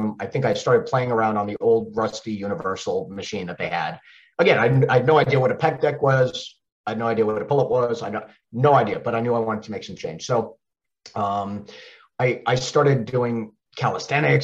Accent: Long Island, New York, United States; accent: Long Island; now in Charlotte, United States; I grew up on Long Island, and as I talk quicker and faster and get more excited, that Long Island accent might actually come out

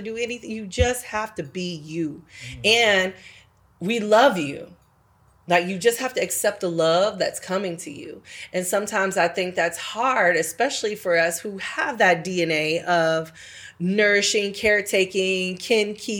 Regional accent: California, United States; moved away; I come from California

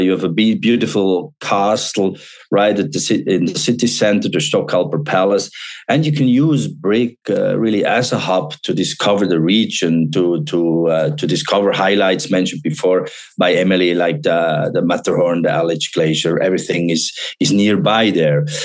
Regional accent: Davos, Graubünden, Switzerland; now in Valais, Switzerland; I'm from Davos, born there

